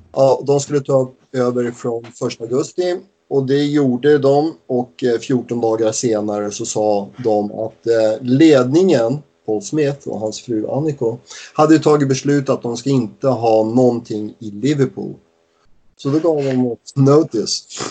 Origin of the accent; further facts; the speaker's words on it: Stockholm, Stockholm County, Sweden; now in Wigan, United Kingdom; nu kommer vi ju från Stockholm